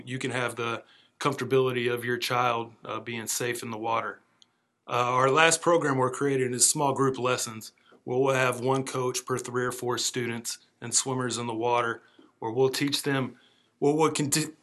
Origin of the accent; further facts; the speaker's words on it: Winter Park, Florida, United States; also born or lived in Virginia / Orlando, Florida; now in Orange Park, United States; I'm originally from Winter Park, Florida, where I was a multi-sport athlete through my high school years